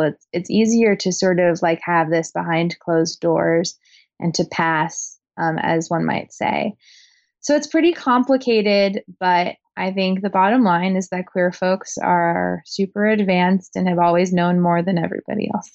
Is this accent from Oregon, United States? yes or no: yes; Portland, Oregon, United States; Portland, Oregon, where I was born and raised